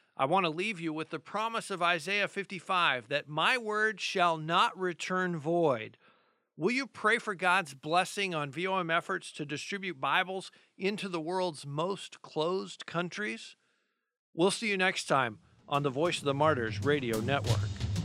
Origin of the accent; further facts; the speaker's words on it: United States; as American Christians